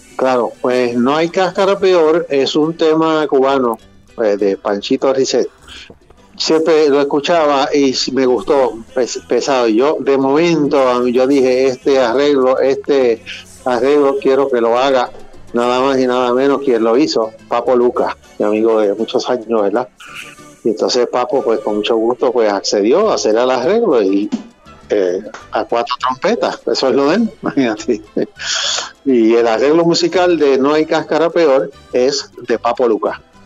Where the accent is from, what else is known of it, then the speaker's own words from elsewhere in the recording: Puerto Rico; mi país Puerto Rico